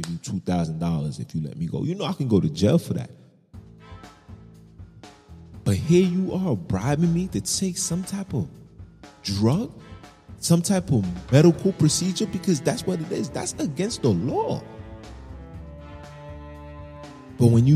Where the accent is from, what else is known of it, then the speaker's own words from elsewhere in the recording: New York City, New York, United States; I was born in Kings County Hospital. I'm a Brooklyn baby to the core. All I know is Brooklyn.